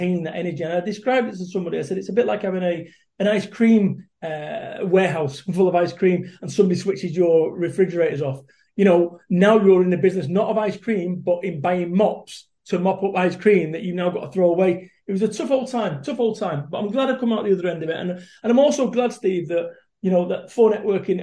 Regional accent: Salford, North West England, United Kingdom; I am a bum from Salford, Manchester, which is a rough old town

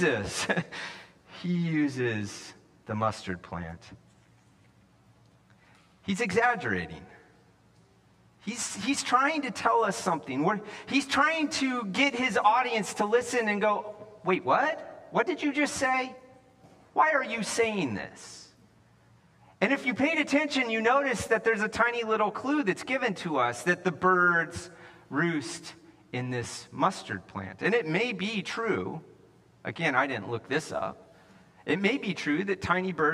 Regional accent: the West, United States; moved away as an adult; also born or lived in California; I grew up in the West

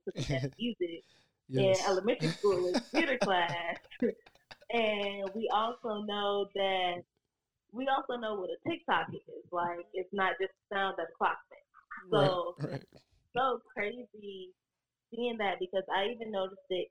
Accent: Richmond, Virginia, United States; I'm from Virginia, Richmond to be exact, you know, the capital of the South, all that crazy stuff. I went to the public school system there

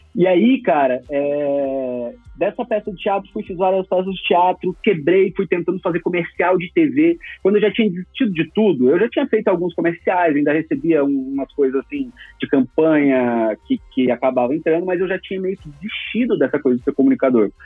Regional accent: Campo Grande, Mato Grosso do Sul, Brazil; also born or lived in Cuiabá; now in São Paulo, Brazil; Eu sou de Campo Grande, Mato Grosso do Sul. Só que eu não, não fiquei muito tempo lá

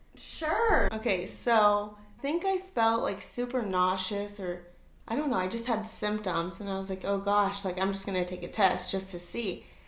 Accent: Orange County, California, United States; moved away as an adult; also born or lived in Tennessee; now in Nashville area, Tennessee, United States; I'm originally from Orange County, California, but I moved to Tennessee.

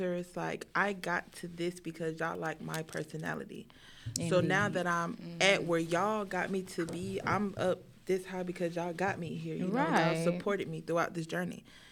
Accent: Atlanta, Georgia, United States; I went to Riverdale High School. I'm from the South Side. I'm from Atlanta

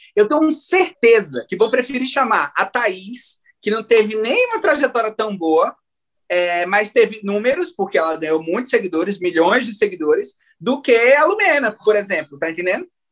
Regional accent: Maranhão, Brazil; nós dois somos maranhenses, e o melhor de tudo, somos da região de Tocantina, né? Do Maranhão

